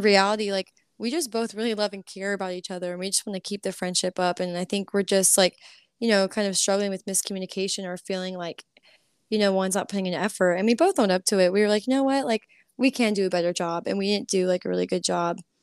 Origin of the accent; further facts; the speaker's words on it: College Station, Texas, United States; moved away as an adult; also born or lived in Florida; now in Nashville, United States; I grew up in College Station